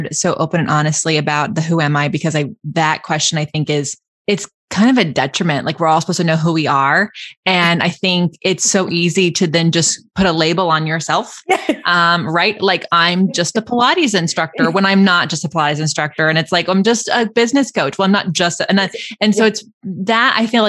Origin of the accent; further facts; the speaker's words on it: Lodi, California, United States; moved away as an adult; also born or lived in Orange County; there's a town called Lodi